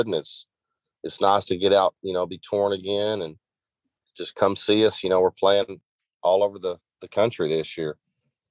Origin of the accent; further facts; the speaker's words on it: Texas, United States; I'm from the South, from Texas